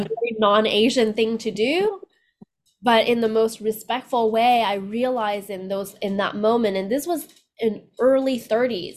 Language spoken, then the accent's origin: English; Canada; moved away as an adult; also born or lived in Vietnam; now in United States; I was born in Vietnam right after the war, and then we left Vietnam and immigrated to Canada.